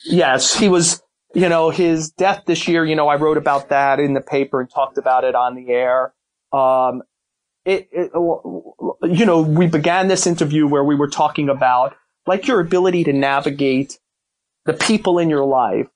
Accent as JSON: {"language": "English", "town": "New York City", "region": "New York", "country": "United States", "tie": "born or raised there", "said": "we grew up in Brooklyn"}